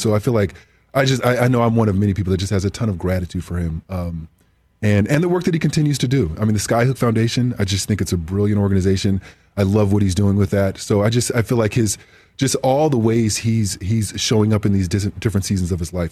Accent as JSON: {"language": "English", "region": "Southern California", "country": "United States", "tie": "born or raised there", "said": "growing up in Southern Southern California"}